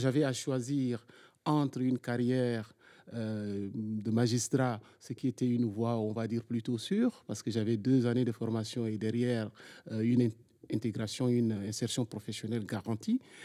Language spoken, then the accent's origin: French; Chad; moved away as an adult; also born or lived in N'Djamena; now in France; j'ai fait mon parcours d'abord dans, dans, mon pays d'origine, le Tchad